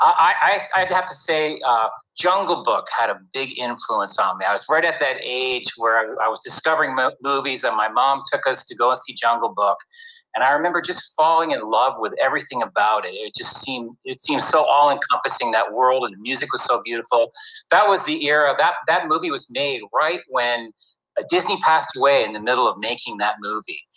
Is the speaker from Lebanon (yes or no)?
no; Canada; moved away; I grew up in Canada